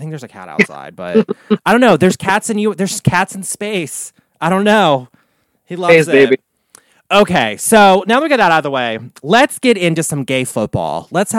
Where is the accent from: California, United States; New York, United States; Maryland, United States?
Maryland, United States; Baltimore; It's shot in East Baltimore, like in my hometown of Havity Race.